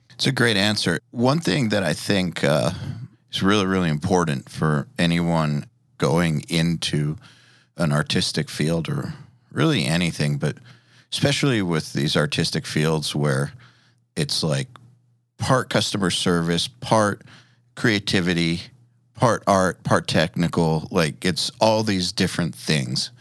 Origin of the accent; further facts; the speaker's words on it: Atlanta, Georgia, United States; I'm from Atlanta